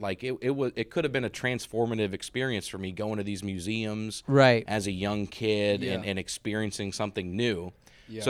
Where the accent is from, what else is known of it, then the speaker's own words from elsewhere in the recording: Montgomery, Alabama, United States; That's the Montgomery, Alabama experience, too.